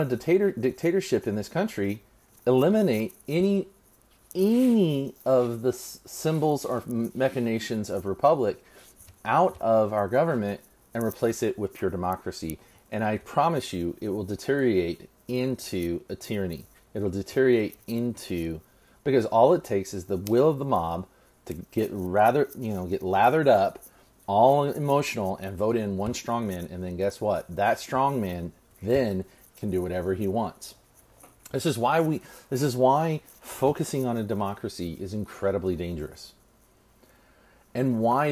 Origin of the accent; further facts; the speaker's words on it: Texas, United States; also born or lived in Virginia; as a Texan who's lived outside of the state of Texas and lived outside the state of Texas for a significant